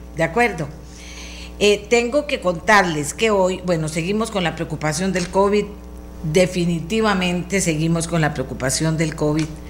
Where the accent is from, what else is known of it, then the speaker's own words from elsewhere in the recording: Costa Rica; yo como buena costarricense